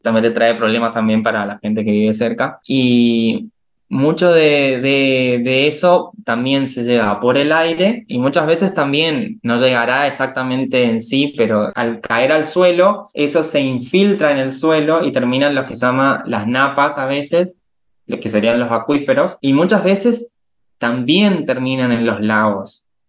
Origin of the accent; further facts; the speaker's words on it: Resistencia, Chaco, Argentina; Estudié en mi ciudad natal, que, se llama Resistencia, que es la capital de una provincia llamada Chaco